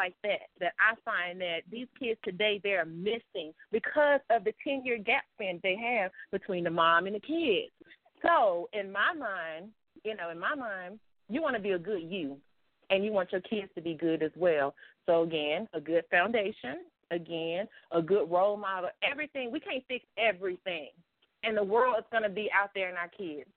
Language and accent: English; the South, United States; I was raised in the South